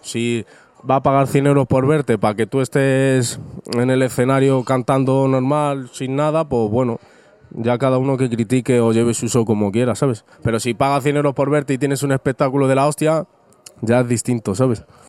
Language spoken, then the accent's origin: Spanish; Rivas-Vaciamadrid, Community of Madrid, Spain; soy un chaval completamente normal, vengo de Rivas hacia Madrid